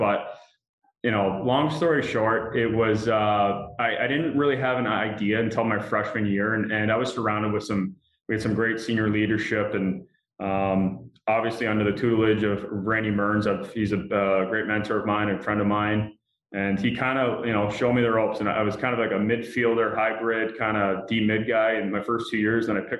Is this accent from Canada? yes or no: yes; Canada; being a Canadian kid, you played hockey in the winters, and I was big into soccer and in the summers.